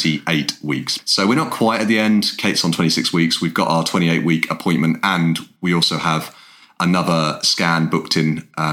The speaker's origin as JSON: {"language": "English", "region": "England", "country": "United Kingdom", "said": "We're an English guy and an Irish girl"}